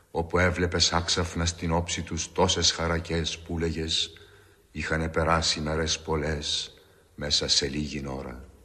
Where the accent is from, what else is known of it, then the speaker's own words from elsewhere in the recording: Crete, Greece; τη πατρίδα μου, τη Κρήτη.